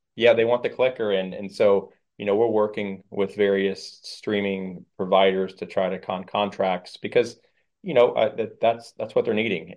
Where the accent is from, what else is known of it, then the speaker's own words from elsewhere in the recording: Fort Pierce, Florida, United States; I'm a Fort Piercy-ian. And, um, you know, this is my hometown